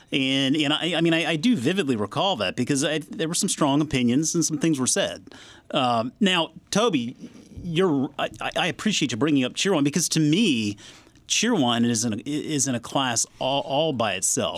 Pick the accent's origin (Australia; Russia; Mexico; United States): United States; South Carolina; now in Northern Virginia, United States; growing up in South Carolina, vacationing a lot in North Carolina